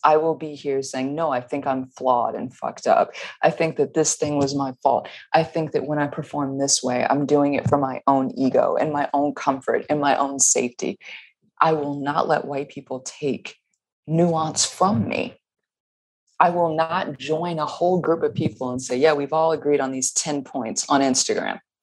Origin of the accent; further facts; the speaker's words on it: the South, United States; I grew up in the South.